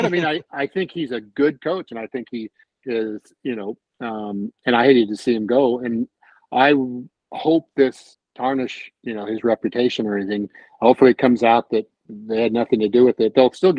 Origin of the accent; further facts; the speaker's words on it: Bay Area, California, United States; I grew up in the Bay Area.